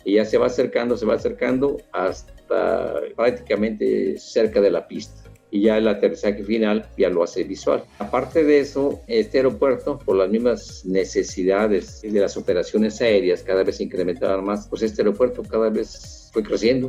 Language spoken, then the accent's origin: Spanish; Mexico City, Mexico; moved away as an adult; now in Cancún, Mexico; yo soy originario del Distrito Federal